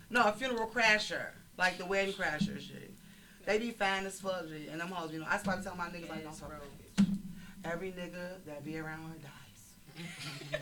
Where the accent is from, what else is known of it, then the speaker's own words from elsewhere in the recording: Chicago, Illinois, United States; I'm from Chicago